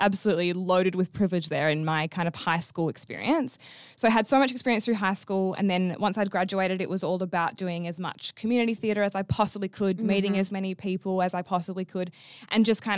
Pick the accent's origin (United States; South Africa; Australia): Australia; Perth, Western Australia; I'm from Perth, Western Australia